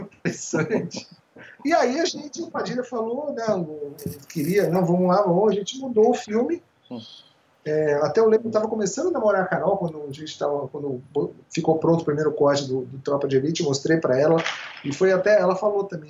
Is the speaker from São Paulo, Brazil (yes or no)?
yes; São Paulo, Brazil; Onde eu cresci ali, no, na periferia do na periferia da periferia, né? na periferia Sim. do Ipiranga, muito perto da favela Heliópolis, que na época era a maior favela de São Paulo